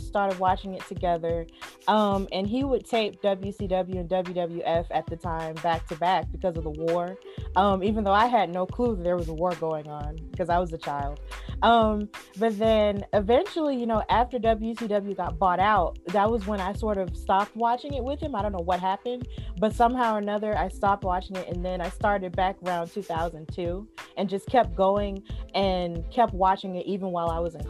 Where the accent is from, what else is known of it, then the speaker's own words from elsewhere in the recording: Alabama, United States; I'm from Alabama